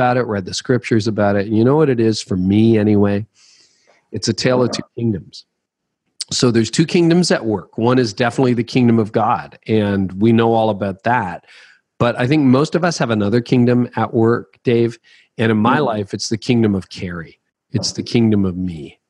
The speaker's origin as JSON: {"language": "English", "country": "Canada", "said": "I'm Canadian"}